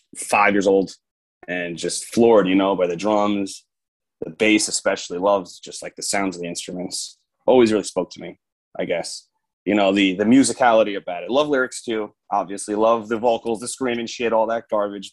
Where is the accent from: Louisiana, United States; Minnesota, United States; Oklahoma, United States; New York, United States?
New York, United States; Long Island; I'm from New York. I grew up here. Obviously, I'm from here